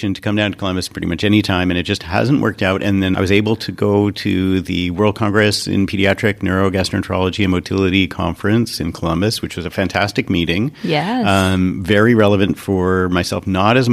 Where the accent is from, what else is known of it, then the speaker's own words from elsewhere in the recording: Canada; as a Canadian